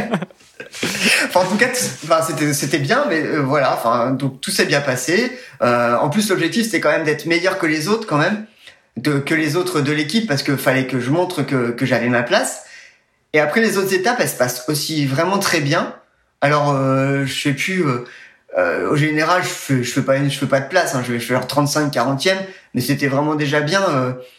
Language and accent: French; Nevers, Bourgogne-Franche-Comté, France; je suis né à Nevers dans le dans la Nièvre